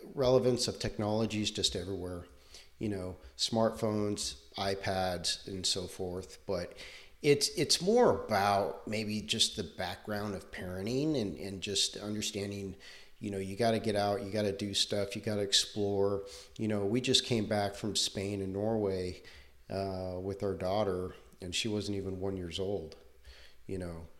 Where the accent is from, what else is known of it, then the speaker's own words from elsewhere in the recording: Southern California, United States; moved away as an adult; also born or lived in Texas; I grew up in Southern California